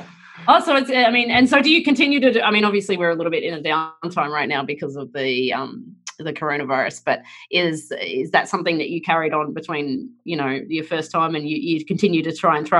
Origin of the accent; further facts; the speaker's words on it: Australia; moved away as an adult; now in United States; And I, being ignorant Australian